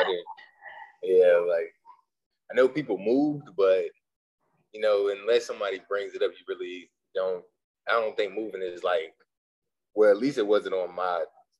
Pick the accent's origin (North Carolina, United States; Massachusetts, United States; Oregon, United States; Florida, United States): North Carolina, United States; Warrenton; moved away as an adult; also born or lived in Durham, North Carolina; now in Arlington, United States; I'm originally from North Carolina, now staying in the DMV, Northern Virginia, more specifically. I graduated from North Carolina Central University, class of 2017.